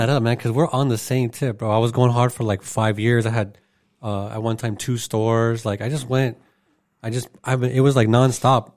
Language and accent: English; Arizona, United States; I'm from Arizona as well